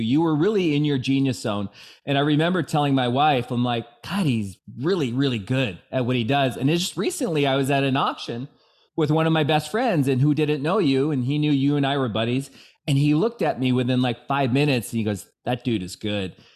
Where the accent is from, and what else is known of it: Bellevue, Washington, United States; born or raised there